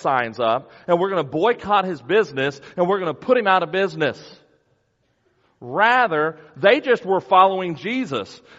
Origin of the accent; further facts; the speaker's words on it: United States; as American Christians